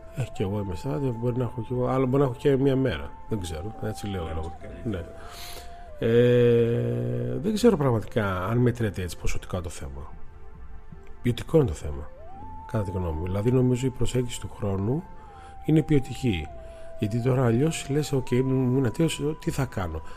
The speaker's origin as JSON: {"language": "Greek", "country": "Greece", "said": "είμαστε Έλληνε."}